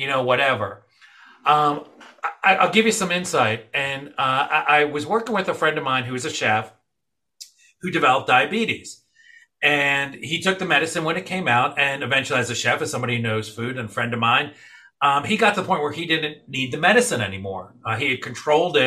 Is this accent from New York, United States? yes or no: yes; New York City, New York, United States; moved away; I grew up, I was born in New York City. I grew up with my mom, rest her soul, you know, sharing that New York slice